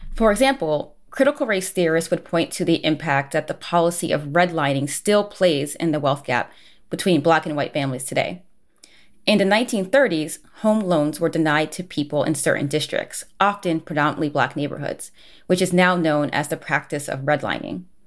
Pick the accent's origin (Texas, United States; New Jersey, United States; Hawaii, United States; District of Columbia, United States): New Jersey, United States; moved away as an adult; also born or lived in New York City / West Coast; growing up in New Jersey